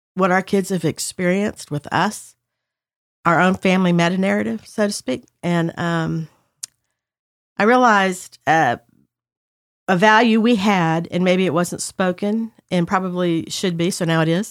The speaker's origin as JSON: {"language": "English", "region": "the South", "country": "United States", "tie": "born or raised there", "said": "the way I was raised in the South"}